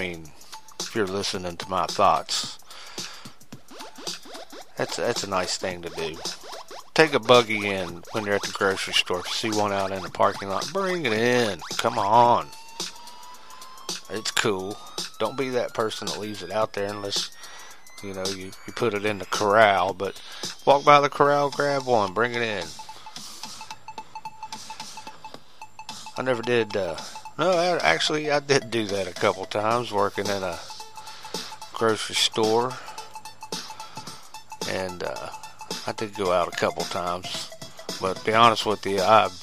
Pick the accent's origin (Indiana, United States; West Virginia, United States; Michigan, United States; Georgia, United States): West Virginia, United States; West Virginia side of the Ohio River, United States; I grew up on the Ohio River. Yeah, the Ohio River on the West Virginia side